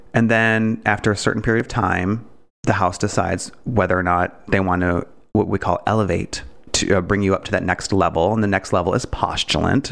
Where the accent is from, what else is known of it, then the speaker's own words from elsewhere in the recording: Detroit, Michigan, United States; I'm from Detroit. I had m, Detroit public school education